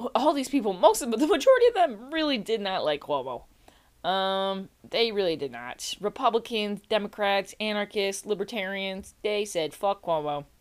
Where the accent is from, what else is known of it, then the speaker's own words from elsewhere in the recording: New York, United States; I'm from New York, right? I'm from New York.